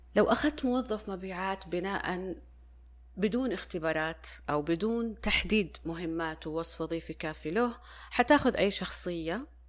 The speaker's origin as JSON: {"language": "Arabic", "country": "Saudi Arabia", "said": "عندنا في السعودية"}